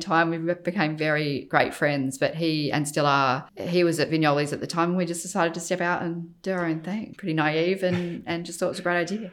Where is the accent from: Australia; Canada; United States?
Australia; Adelaide, South Australia; moved away as an adult; also born or lived in London; I was born in Adelaide, grew up there, went to university there, studied architecture and then left Adelaide.